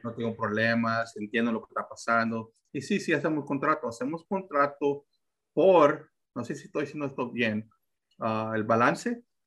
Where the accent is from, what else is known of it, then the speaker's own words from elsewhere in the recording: Texas, United States; yo aquí soy de Texas, ah, mm. soy americano, ah, nací aquí, so, si mi español a veces es un poquito así